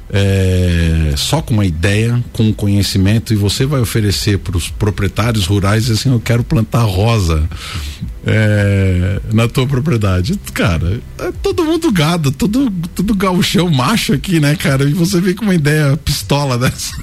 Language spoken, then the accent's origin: Portuguese; São Paulo, Brazil; eu sou paulistano